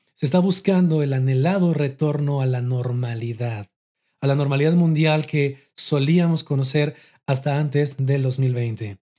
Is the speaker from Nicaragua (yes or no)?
no; Mexico; aquí en mi país, en México